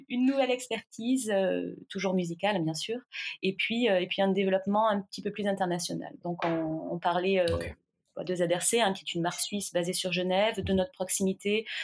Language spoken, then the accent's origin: French; south of France, France; je viens du sud de la France, je suis née vraiment dans les champs de vigne.